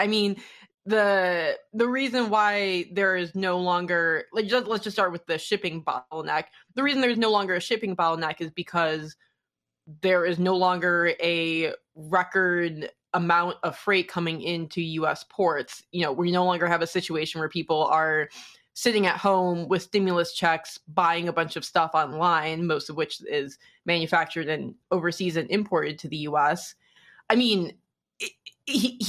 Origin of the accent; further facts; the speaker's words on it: Detroit, Michigan, United States; in 2008, growing up in Detroit during the recession